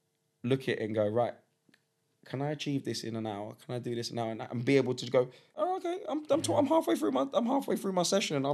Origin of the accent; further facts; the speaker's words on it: London, United Kingdom; I grew up in Highbury. So if you know, I grew up maybe 350 yards from the West Stand of Highbury, right? My school was in the shadow of the West Stand